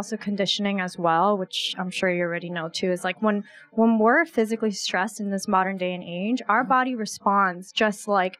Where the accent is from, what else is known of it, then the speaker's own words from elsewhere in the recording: New York, United States; I grew up in New York, especially Queens